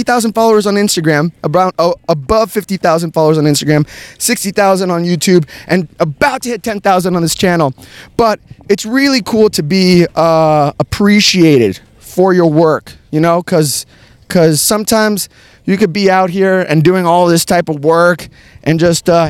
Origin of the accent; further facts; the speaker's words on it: United States; I'm from here, from the United States